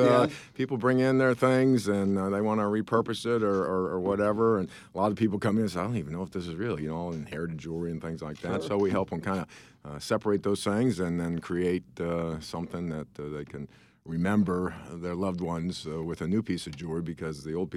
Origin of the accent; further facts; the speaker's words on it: St. Louis, Missouri, United States; We've always been here in St. Louis.